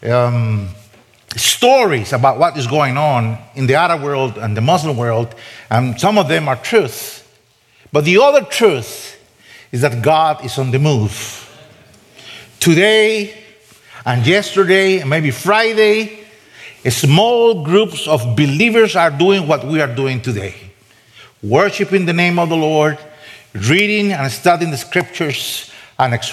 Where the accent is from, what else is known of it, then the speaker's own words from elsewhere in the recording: San José, Costa Rica; first language Spanish; English is a second language; also born or lived in Boise, Idaho / Germany; now in Middle East; I'm Costa Rican by birth, so Spanish is my first language